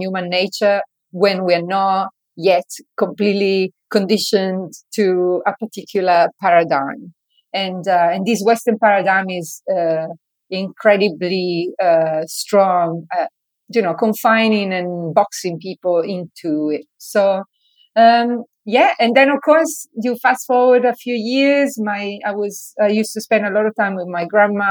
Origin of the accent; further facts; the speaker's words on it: Italy; moved away; when I was a child, I grew up in Italy